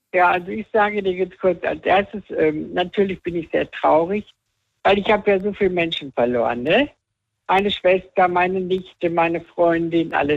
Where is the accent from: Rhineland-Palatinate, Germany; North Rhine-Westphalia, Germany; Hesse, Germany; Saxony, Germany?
Rhineland-Palatinate, Germany; also born or lived in Weibern; ich komme aus, aus Rheinland-Pfalz